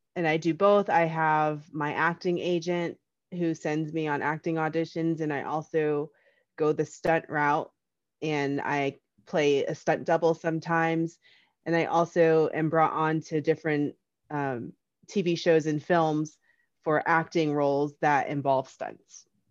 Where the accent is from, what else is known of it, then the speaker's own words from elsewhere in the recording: Union, New Jersey, United States; I'm from Union, New Jersey. I grew up with, uh, four brothers